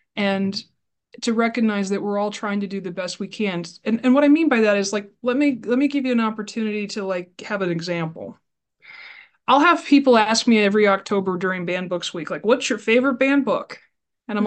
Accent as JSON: {"language": "English", "town": "Burlington", "region": "Iowa", "country": "United States", "tie": "born or raised there", "said": "I am born and raised in Burlington, Iowa"}